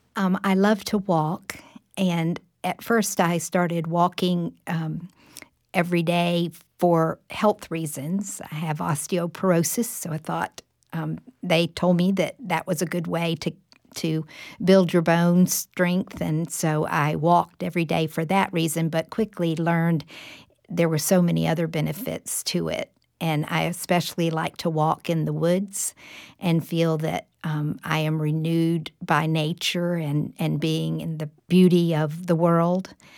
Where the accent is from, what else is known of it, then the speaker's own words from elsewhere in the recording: Jacksonville, Florida, United States; moved away as an adult; now in Tallahassee, United States; I grew up in the church in Jacksonville, Florida, Riverside Baptist Church